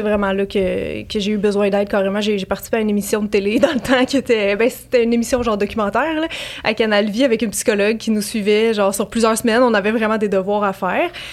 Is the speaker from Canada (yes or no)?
yes; Montreal, Quebec, Canada; je viens de Montréal